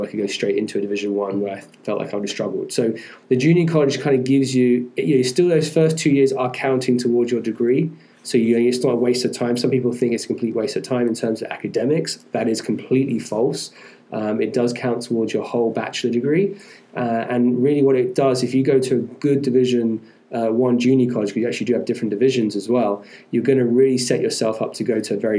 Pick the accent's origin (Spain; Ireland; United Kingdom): United Kingdom; England; moved away; where I'm from England